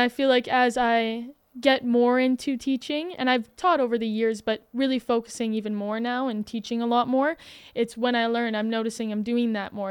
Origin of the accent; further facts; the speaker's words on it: Alberta, Canada; I'm from Alberta